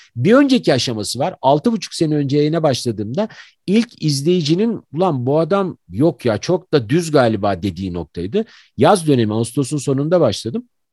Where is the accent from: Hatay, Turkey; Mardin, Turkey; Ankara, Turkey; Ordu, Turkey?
Ankara, Turkey; biz işte Ankaralılar